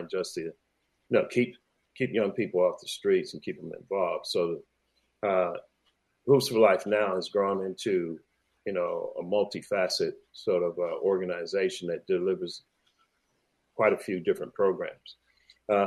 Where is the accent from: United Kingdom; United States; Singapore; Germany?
United States; New York; moved away as an adult; now in Australia; I was growing up in New York